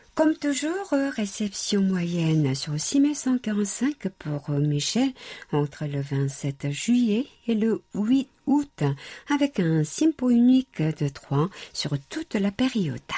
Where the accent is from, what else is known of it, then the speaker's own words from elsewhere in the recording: South Korea; chez nous en Corée